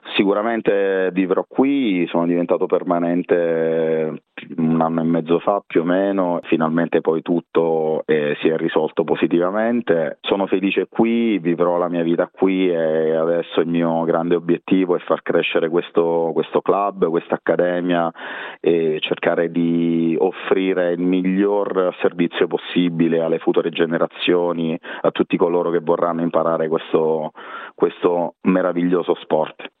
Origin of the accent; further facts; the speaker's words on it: Teramo, Abruzzo, Italy; moved away as an adult; now in Perth, Australia; io sono di Teramo, splendida cittadina abruzzese